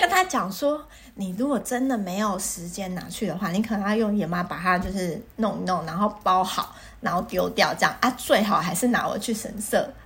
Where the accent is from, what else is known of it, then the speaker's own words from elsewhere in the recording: Taiwan; 我们台湾